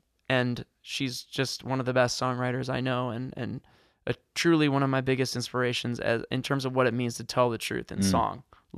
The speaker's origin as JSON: {"language": "English", "region": "New York", "country": "United States", "also_born_or_lived": "Michigan", "said": "which I'm from New York, but I spent most of my 20s, a lot of my 20s in Michigan"}